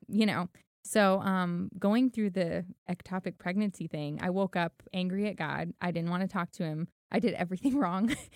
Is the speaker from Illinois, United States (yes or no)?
no; Los Angeles, California, United States; also born or lived in Miami; now in Tennessee, United States; I grew up in Hollywood 'cause my mom was an actress.